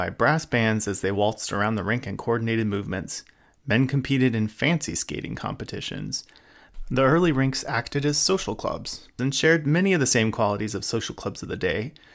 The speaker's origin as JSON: {"language": "English", "area": "San Gabriel Valley", "region": "Southern California", "country": "United States", "tie": "born or raised there", "said": "I grew up in Southern California's San Gabriel Valley"}